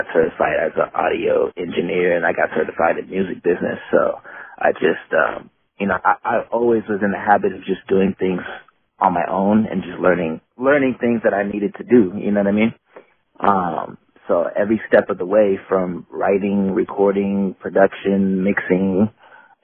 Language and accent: English; Bay Area, California, United States; also born or lived in South San Francisco, United States / Oakland, United States; I'm from Oakland. I grew up in a lot of different cities in the Bay Area, but primarily between like Oakland and San Francisco. I grew up in South San Francisco up until I was about 12, and then my mom moved to Oakland